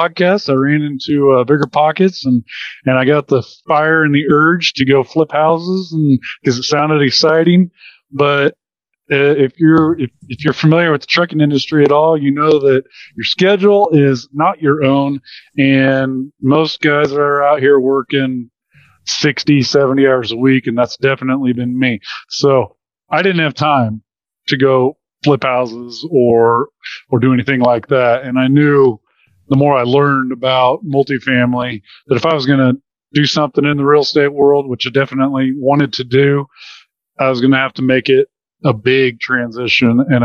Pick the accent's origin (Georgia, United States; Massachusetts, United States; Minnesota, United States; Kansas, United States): Kansas, United States; Wichita; So I was born and raised in the Wichita, Kansas area. Been there my whole life.